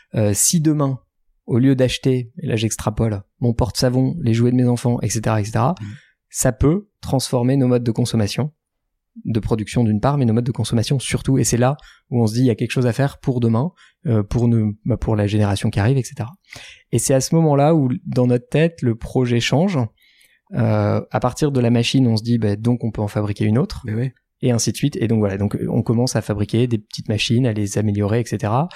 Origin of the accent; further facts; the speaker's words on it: France; moved away as an adult; also born or lived in Shanghai, China; on est français